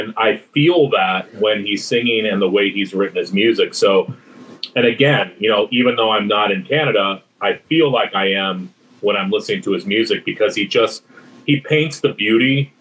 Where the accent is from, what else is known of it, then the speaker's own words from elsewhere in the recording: United States; as an American